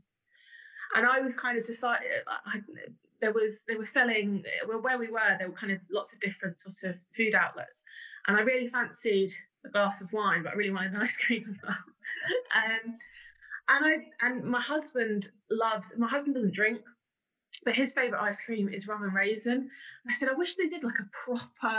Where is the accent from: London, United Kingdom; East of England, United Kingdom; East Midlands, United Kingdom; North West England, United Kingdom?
East of England, United Kingdom; Bedford; I'm from Bedford originally